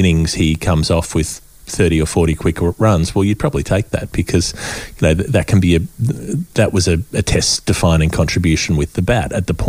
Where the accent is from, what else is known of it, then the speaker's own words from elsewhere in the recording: Australia; as an Australian